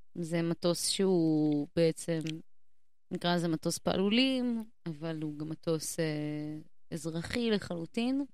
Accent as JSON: {"language": "Hebrew", "town": "Haifa", "region": "Haifa District", "country": "Israel", "tie": "born or raised there", "also_born_or_lived": "Jerusalem", "moved": "yes", "said": "גדלתי בחיפה"}